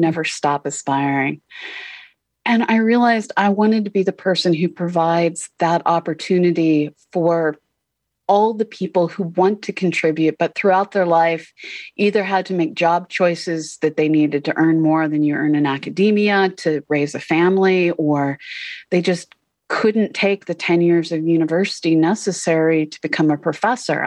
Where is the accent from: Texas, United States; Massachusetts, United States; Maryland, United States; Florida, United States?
Massachusetts, United States; Boston; I grew up in Boston